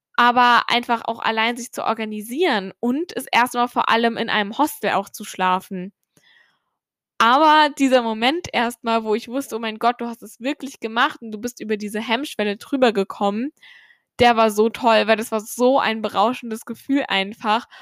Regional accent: Germany; wie ich aufgewachsen bin in Deutschland

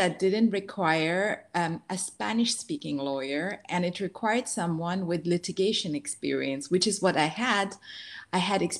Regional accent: Dubai, United Arab Emirates; Also, growing up in Dubai, you don't come across those very much in general.

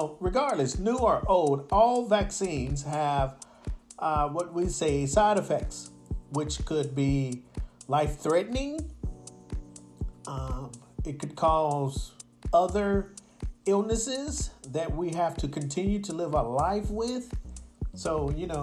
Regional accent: United States; now in Osaka, Japan; I'm from America

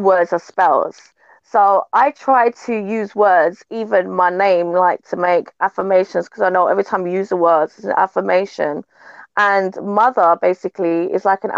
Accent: London, United Kingdom; moved away; also born or lived in Jamaica (heritage); my background is a Jamaican heritage, like born and raised in London, in a place called Brixton

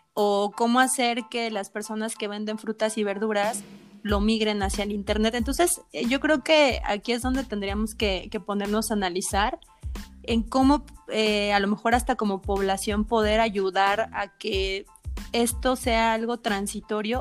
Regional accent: Mexico; como mexicanos

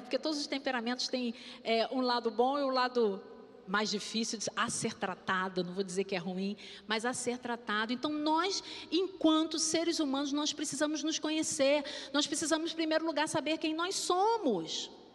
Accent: Rio de Janeiro, Brazil; eu fui criada no subúrbio, né? Ali em Vigário

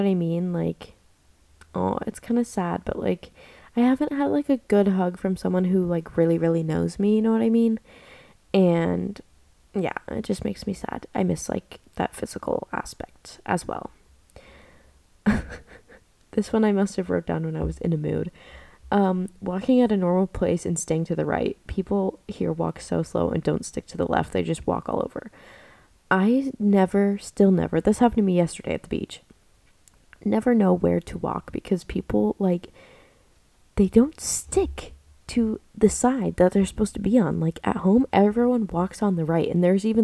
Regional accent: United States; moved away as an adult; now in Australia; I'm an American girl

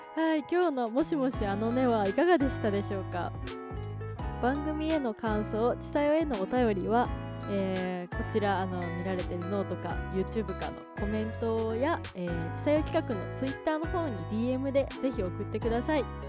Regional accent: Gifu, Japan; 出身が岐阜

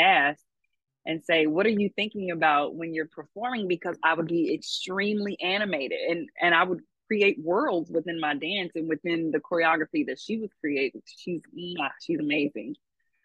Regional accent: Louisville, Kentucky, United States; I am from Louisville, Kentucky, L1C4.

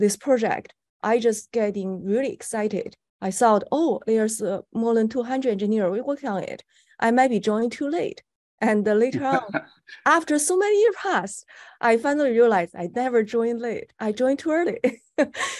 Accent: China; moved away; I was born in China

